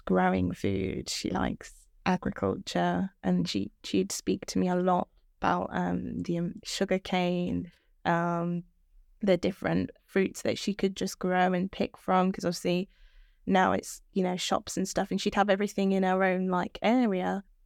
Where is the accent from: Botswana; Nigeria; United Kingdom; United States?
United Kingdom; Birmingham, West Midlands; I'm twenty, and I was born in Birmingham.